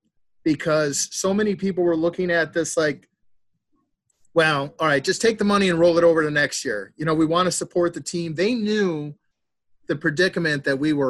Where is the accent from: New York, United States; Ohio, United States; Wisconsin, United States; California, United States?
Wisconsin, United States; Oshkosh; I grew up in Oshkosh, Wisconsin, my boyhood home